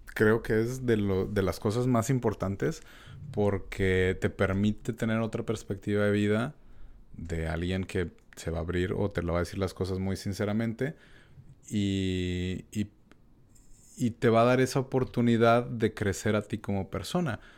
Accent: Mexico; uno como mexicano

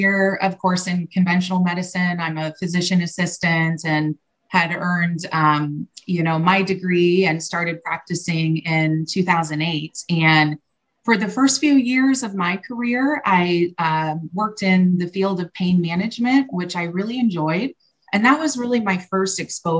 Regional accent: Fort Wayne, Indiana, United States; here in my hometown, Fort Wayne, Indiana

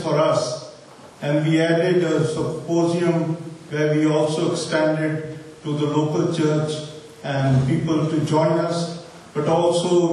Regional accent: Pakistan; moved away as an adult; now in Istanbul, Turkey; As I come from Pakistan, and it is last 5 years that I am in Istanbul

